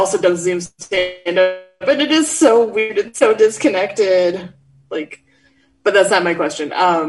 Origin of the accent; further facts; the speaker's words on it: Michigan, United States; also born or lived in New Hampshire; we're from Michigan, but we lived in New Hampshire where I was born for a bit.